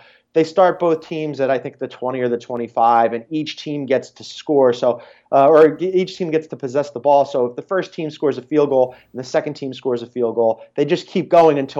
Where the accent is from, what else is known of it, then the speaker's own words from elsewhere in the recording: Philadelphia, Pennsylvania, United States; as a Philadelphian